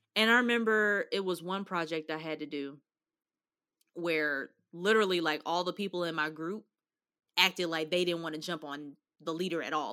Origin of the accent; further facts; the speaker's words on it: Louisville, Kentucky, United States; growing up in Kentucky